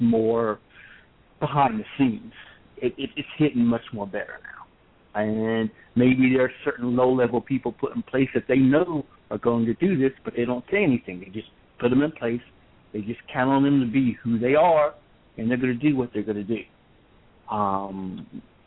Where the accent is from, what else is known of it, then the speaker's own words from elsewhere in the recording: Columbus, Ohio, United States; my hometown. So, you know, yay Columbus.